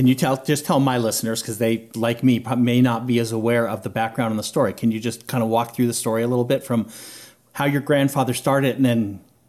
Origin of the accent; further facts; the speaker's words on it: California, United States; now in Georgia, United States; I grew up in California. I've lived in Georgia, so I do live in Georgia, but I've lived in Georgia since 2004. But I grew up in California